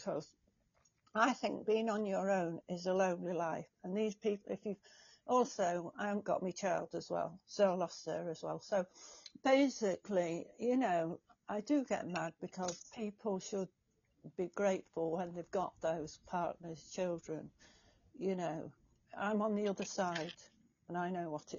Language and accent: English; England, United Kingdom; from England